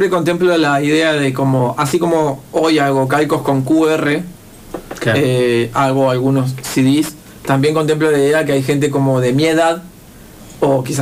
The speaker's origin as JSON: {"language": "Spanish", "region": "Neuquén", "country": "Argentina", "said": "en el que soy un chabón de Neuquén, de la loma del Montoto, y que no soy hijo de gente, digamos, que, a mí me pueda habilitar"}